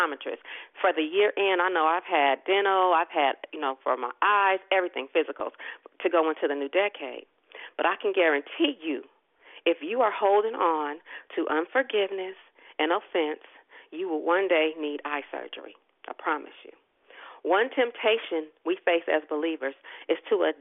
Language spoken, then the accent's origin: English; Richmond, Virginia, United States; I am another peculiar chick born and raised in Gotham City, Richmond, and you really can't get no more Richmond than being born at Richmond Hospital